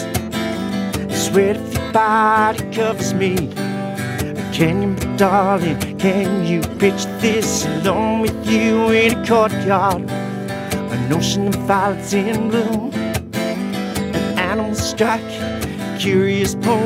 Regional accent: Australia; our beautiful Australia

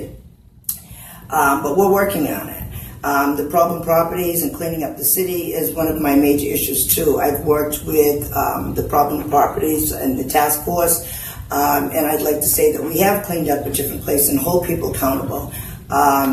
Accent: New Bedford, Massachusetts, United States; I did grow up in New Bedford. I grew up in Blue Meadows Projects

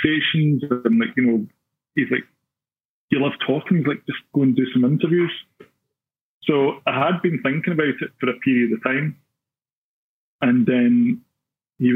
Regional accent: Glasgow, Scotland, United Kingdom; growing up in Glasgow

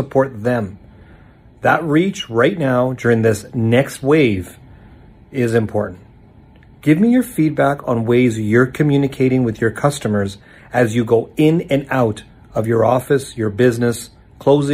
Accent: Calgary, Alberta, Canada; here in my hometown of Calgary, Alberta

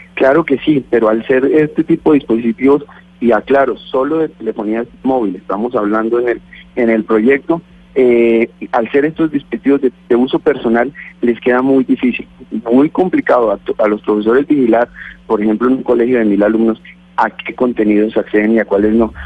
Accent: Boyacá, Colombia; soy boyacense

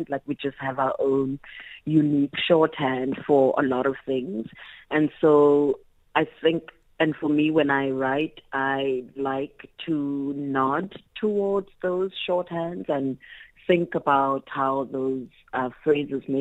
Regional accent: South Africa; first language Xhosa and Zulu; English is a second language; my mother tongue being Isixhosa and Isizulu

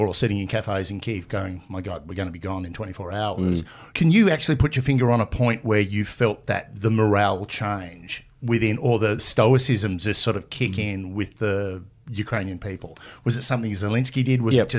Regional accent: Australia; I'm an Australian. Okay. I'm a journalist.

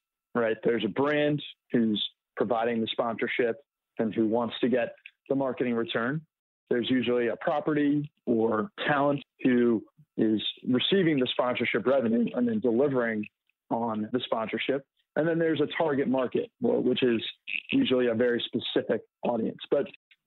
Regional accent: Washington, District of Columbia, United States; I'm from Washington, D.C.

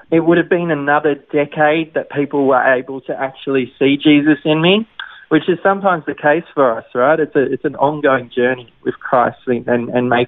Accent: Sutherland Shire, New South Wales, Australia; born and raised in the Sutherland Shire.

